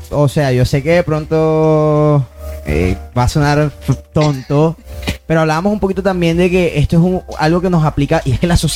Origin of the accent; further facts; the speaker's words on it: Montería, Córdoba, Colombia; moved away as an adult; now in Barranquilla, Colombia; Soy de Montería